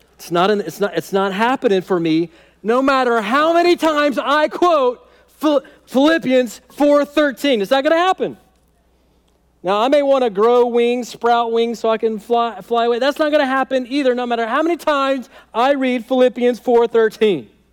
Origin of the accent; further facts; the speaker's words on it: United States; American Christians